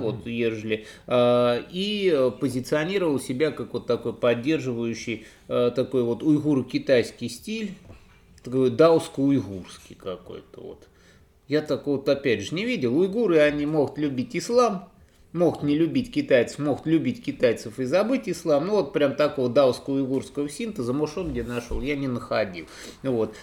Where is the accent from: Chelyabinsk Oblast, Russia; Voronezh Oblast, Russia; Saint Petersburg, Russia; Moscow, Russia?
Voronezh Oblast, Russia; Voronezh; как уроженцу в Воронеже